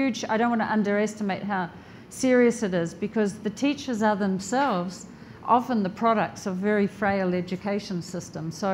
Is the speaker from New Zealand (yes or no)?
yes; New Zealand; I'm from New Zealand